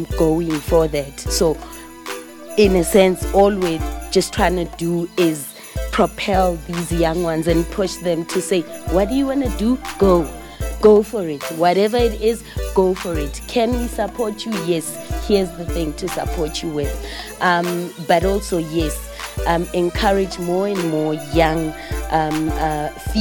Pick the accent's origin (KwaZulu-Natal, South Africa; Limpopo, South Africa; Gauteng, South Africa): Gauteng, South Africa; Vosloorus; I grew up in Vosloorus.